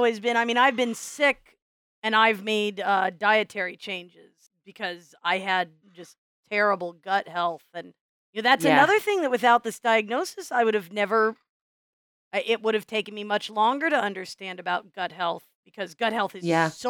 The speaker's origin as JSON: {"language": "English", "region": "Midwest", "country": "United States", "tie": "born or raised there", "said": "And I was, you know, I grew up in the Midwest."}